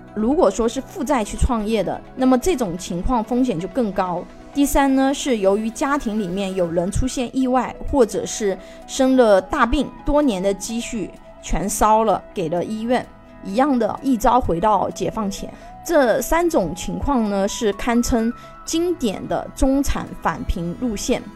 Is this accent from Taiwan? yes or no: no; China; 我们中国人